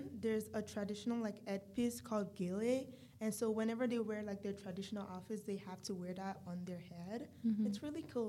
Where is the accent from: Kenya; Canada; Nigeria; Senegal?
Nigeria; moved away; I'm physically black. I'm from Nigeria.